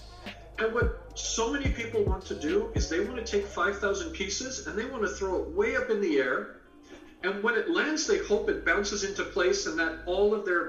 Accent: Canada; also born or lived in England; I was born in England, raised in Canada

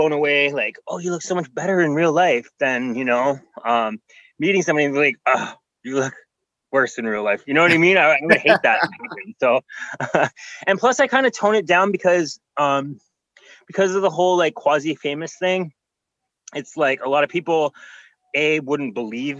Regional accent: Canada; I'm Canadian

